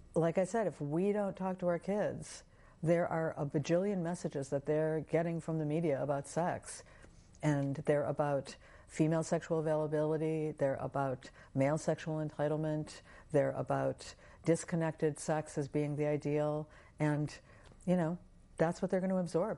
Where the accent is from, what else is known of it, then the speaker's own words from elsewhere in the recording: United States; growing up in American culture